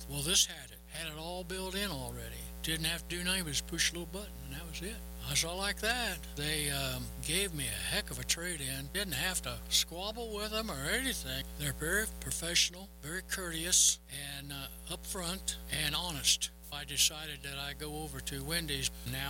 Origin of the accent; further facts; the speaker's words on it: Arapahoe, Oklahoma, United States; I might introduce myself. … from Arapahoe, Oklahoma.